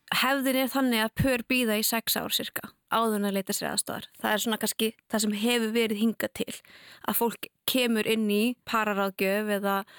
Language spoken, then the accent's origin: Icelandic; Canada; now in Iceland; ég er alveg upp í Kanada